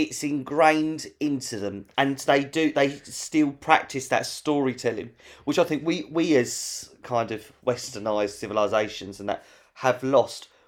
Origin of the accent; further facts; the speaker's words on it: London, United Kingdom; we're from London